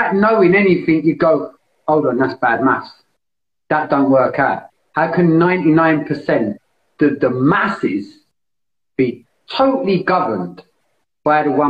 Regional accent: London, United Kingdom; I grew up in East London.

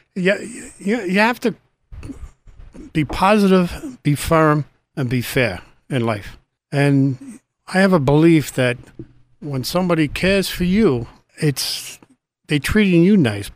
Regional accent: New York City, New York, United States; also born or lived in Staten Island, New York; raised in Brooklyn, we had a four-room apartment

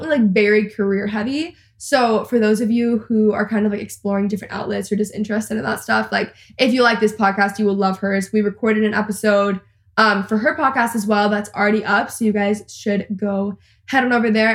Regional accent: Texas, United States; I'm also a Texan and I live in Texas

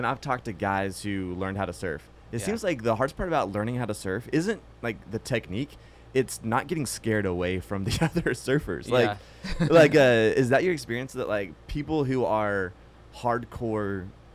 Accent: Texas, United States; as someone that grew up in Texas

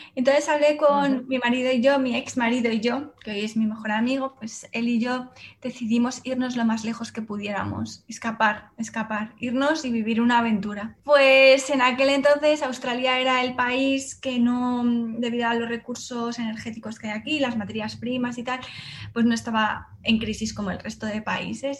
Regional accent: Salamanca, Castile and León, Spain; moved away as an adult; also born or lived in Madrid; yo soy de Salamanca, pero me fui a estudiar a Madrid

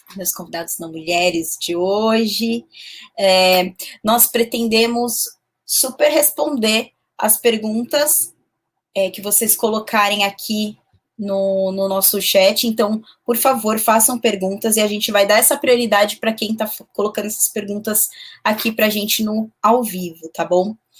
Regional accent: São Paulo, Brazil; Eu sou de São Paulo

